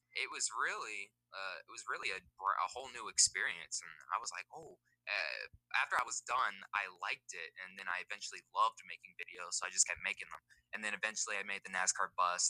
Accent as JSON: {"language": "English", "town": "Las Vegas", "region": "Nevada", "country": "United States", "tie": "born or raised there", "said": "I'm from Las Vegas, Nevada. Uh, born and raised out here."}